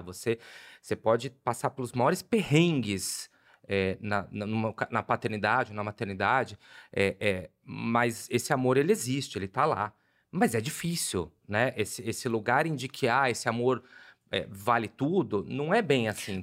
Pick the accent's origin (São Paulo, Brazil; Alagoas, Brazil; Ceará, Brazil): São Paulo, Brazil; Guarulhos; moved away; Cresci em Guarulhos